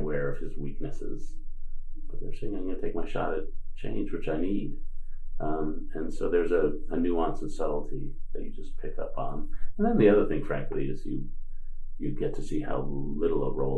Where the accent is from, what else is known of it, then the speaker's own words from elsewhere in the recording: New York City, New York, United States; I grew up in New York City